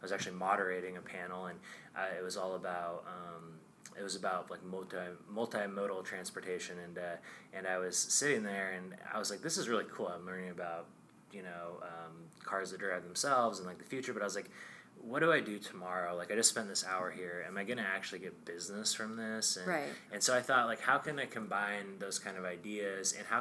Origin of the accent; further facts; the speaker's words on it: Astoria, Oregon, United States; And I grew up on the Oregon coast in Astoria, so I could, you know, see Washington from my house.